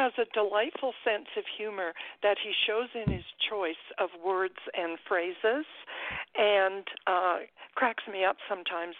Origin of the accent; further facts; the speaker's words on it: British Columbia, Canada; I am a Canadian. I live about 10 minutes from the U.S. border to Washington State.